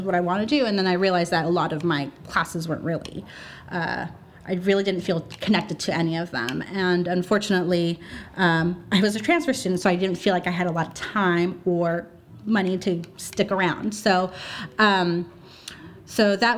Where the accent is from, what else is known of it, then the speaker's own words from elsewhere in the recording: Hollister, California, United States; moved away as an adult; now in Santa Cruz, United States; I'm originally from Hollister, but I've been living since I graduated from UC Santa Cruz in Santa Cruz.